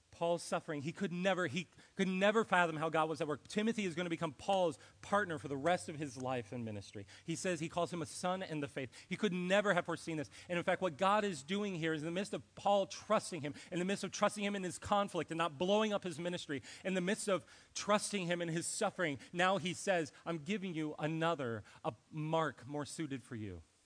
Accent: Ohio, United States; moved away; I was from Ohio

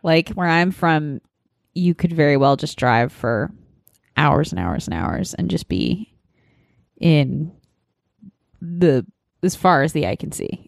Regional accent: Nebraska, United States; moved away; I'm from Nebraska

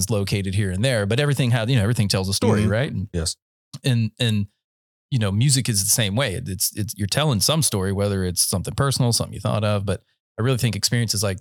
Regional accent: Central North Carolina, United States; moved away; I'm a country boy. I'm from. I'm originally from Central North Carolina.

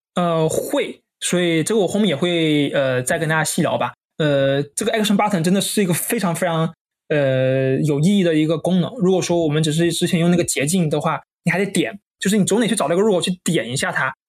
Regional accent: Hainan, China; 因为我是海南人嘛

